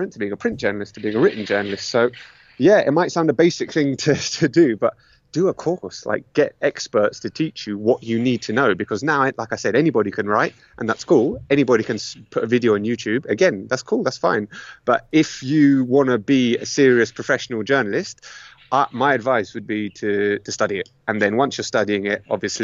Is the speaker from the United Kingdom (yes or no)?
yes; London, United Kingdom; moved away as an adult; now in Madrid, Spain; I was born in London to Greek immigrant parents